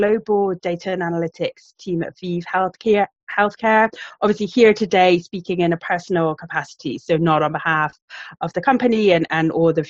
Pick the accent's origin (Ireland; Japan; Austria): Ireland; now in United Kingdom; you probably can't tell from the accent, but I'm actually Irish, but been living in the UK for about 25 years.